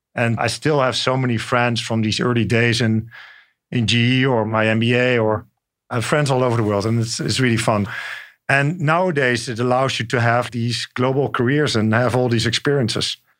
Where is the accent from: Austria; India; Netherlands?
Netherlands; moved away as an adult; also born or lived in France; now in New York, United States; I grew up in the Netherlands. And then later on, I spent time in France